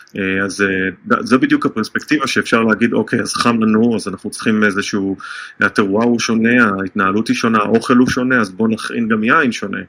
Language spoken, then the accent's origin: Hebrew; Israel; now in United States; כישראלי שחי בארצות הברית